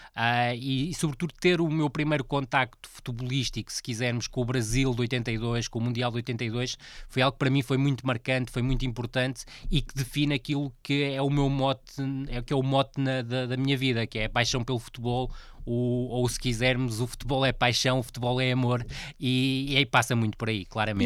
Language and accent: Portuguese; Vila do Conde, Norte, Portugal; foi um clube onde eu trabalhei muitos anos, e é, um, é o clube da minha terra